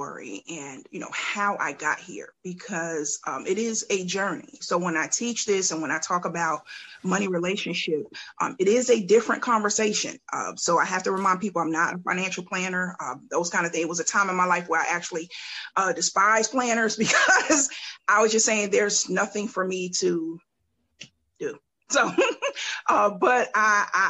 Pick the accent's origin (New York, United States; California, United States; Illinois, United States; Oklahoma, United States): New York, United States; Mount Vernon; now in Columbia, United States; I'm originally from Mount Vernon, New York, and I've migrated to Columbia, South Carolina